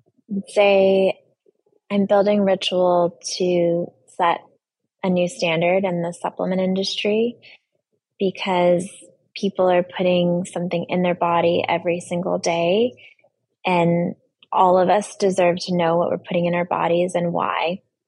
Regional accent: Brooklyn, New York, United States; And I came from Brooklyn, so my grandparents came into the subway and they saw the campaign.

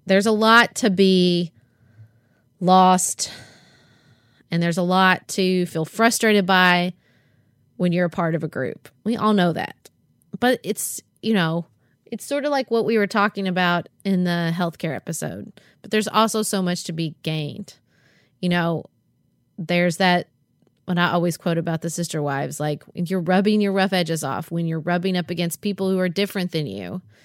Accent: Paducah, Kentucky, United States; my family, Paducah, the community I have there, um, my church, and being an American and, and also being a Kentuckian

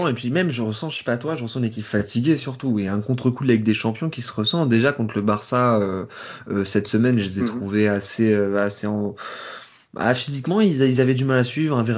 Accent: Paris, Île-de-France, France; même si je suis parisien, en toute honnêteté, pour moi il y a penalty.

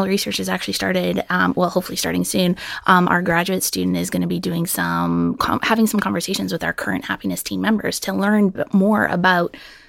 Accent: Alberta, Canada; now in United States; so you might be able to tell my accent isn't from Mississippi. I'm originally from Alberta, Canada.

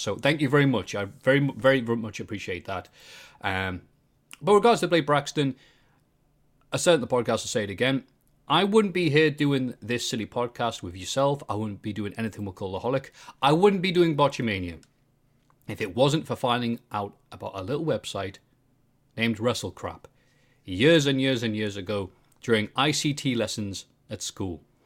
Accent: Bishop Auckland, North East England, United Kingdom; I am definitely from Bishop Auckland

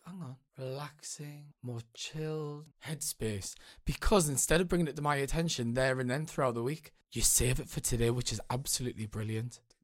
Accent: Newcastle upon Tyne, North East England, United Kingdom; accent: northern; So, I'm from Newcastle, and sometimes the, the northern accent is a little bit misunderstood

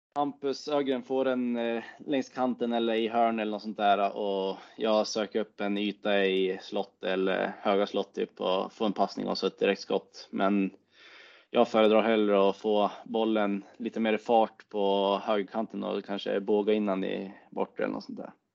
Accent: Timrå, Västernorrland County, Sweden; en av mina bästa kompisar hemma i Timrå

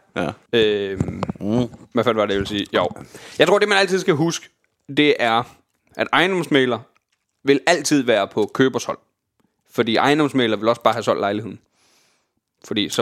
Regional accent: Jutland, Denmark; moved away; jeg for eksempel er hjemme i Jylland

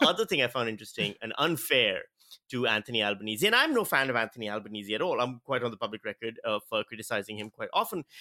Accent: Australia; As an Australian citizen

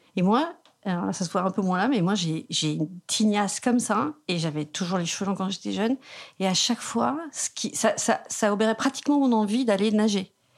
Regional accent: south of Bastia, eastern plain of Corsica, France; also born or lived in Bergamo region (maternal ancestry); Je suis de la plaine orientale, sous Bastia, la plaine

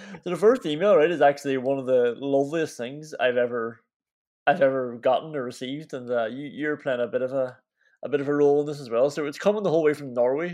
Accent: Derry, Northern Ireland, United Kingdom; We're from Derry, up in the north. Technically Northern Ireland, but we're still Irish citizens

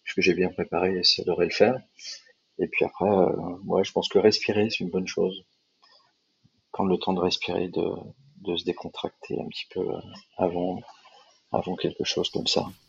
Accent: Paris, Île-de-France, France; en tant que Parisien

